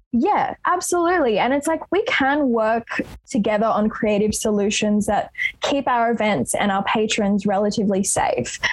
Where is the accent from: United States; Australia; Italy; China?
Australia; Sydney, New South Wales; growing up in Roselands, which is super close to Lakemba here um, in Southwest Sydney